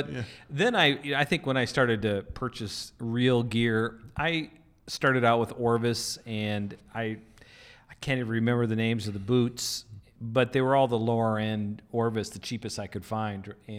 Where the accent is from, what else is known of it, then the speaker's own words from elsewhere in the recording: North Dakota, United States; I grew up in North Dakota and South Dakota.